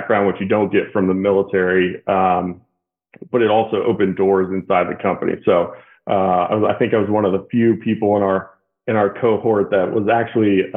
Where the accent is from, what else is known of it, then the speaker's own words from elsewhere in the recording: Alexandria, Virginia, United States; I was from Alexandria, from Virginia, and so moved back here